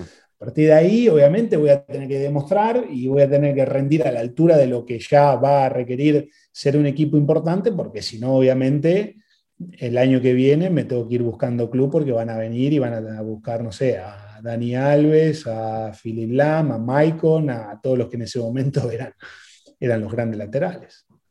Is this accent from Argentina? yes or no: yes; Argentina; moved away as an adult; also born or lived in England; vengo de Argentina